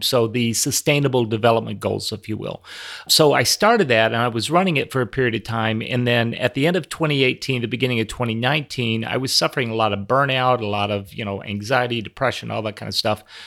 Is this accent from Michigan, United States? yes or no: no; Minneapolis, Minnesota, United States; right here in, in my hometown